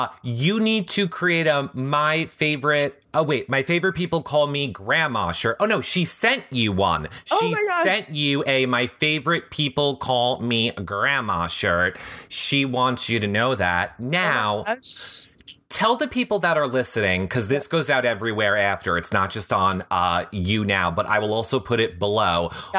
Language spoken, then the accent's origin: English; New York, United States; we're from New York.